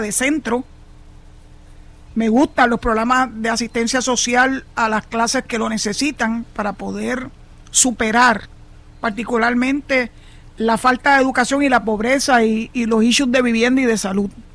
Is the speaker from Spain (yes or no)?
no; Puerto Rico; los 3.2 millones de puertorriqueños que somos ciudadanos americanos